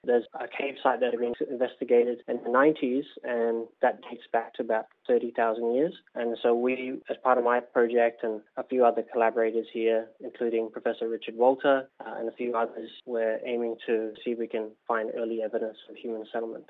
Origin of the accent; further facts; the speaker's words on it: Solomon Islands; now in New Zealand; my home country of Solomon Islands